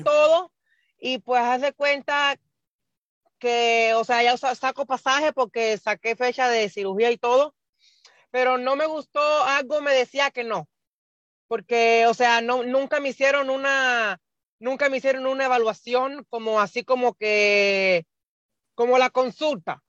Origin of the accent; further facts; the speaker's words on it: Cuba; moved away as an adult; now in Nebraska, United States; yo soy de, nací en Cuba, vivo en Estados Unidos hace 10 años y vivo en el estado de Nebraska